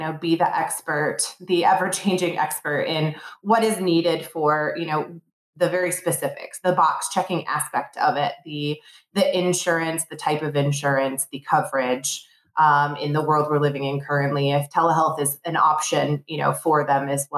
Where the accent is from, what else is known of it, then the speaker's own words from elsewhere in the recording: Plymouth-Canton area, Michigan, United States; I born and raised in Michigan. I left for about 10 years, but I grew up in the Plymouth Canton area